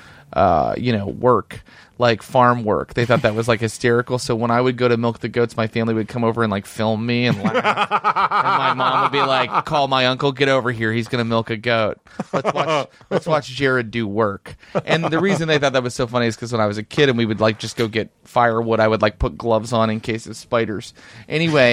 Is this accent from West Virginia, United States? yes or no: yes; West Virginia, United States; moved away; I was from West Virginia